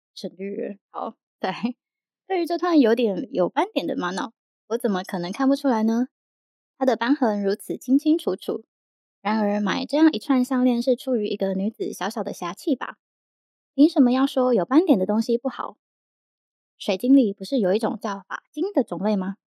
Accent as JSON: {"language": "Chinese", "town": "Yilan", "region": "Yilan County", "country": "Taiwan", "tie": "born or raised there", "moved": "yes", "said": "我以前在宜兰长大"}